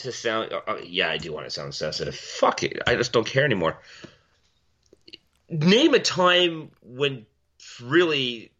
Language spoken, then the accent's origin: English; Milton, Ontario, Canada; moved away; My hometown, Milton, we've always had a police force.